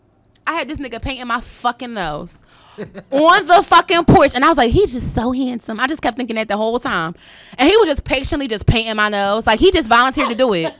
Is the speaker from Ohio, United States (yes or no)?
no; Philadelphia, Pennsylvania, United States; I was born in Philadelphia, Temple Hospital to be exact